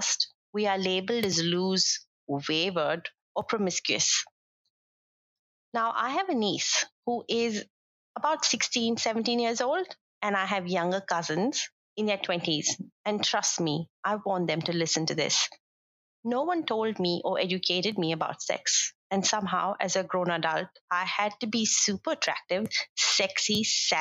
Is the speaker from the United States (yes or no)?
no; India; As an Indian woman